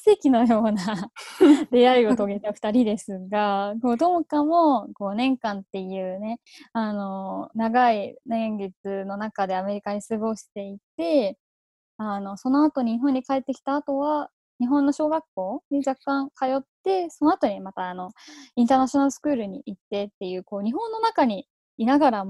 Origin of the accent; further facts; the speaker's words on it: Thailand; moved away as an adult; now in Japan; I was born in Japan and I moved to Thailand when I was 3 years old and then I stayed in Thailand until 18.